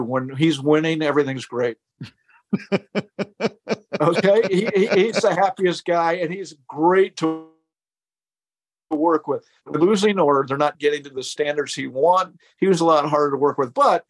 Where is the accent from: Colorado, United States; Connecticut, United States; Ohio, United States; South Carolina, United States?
Ohio, United States; Columbus; I grew up in Columbus, Ohio, and … played in St. John Arena, which was Ohio State's basketball arena at the time.